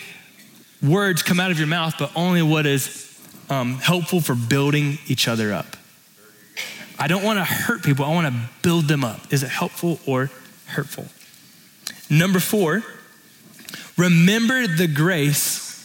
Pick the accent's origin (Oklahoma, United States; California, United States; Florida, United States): Florida, United States; now in Texas, United States; growing up in Florida